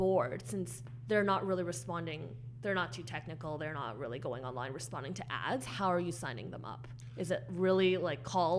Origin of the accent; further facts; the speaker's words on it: Canada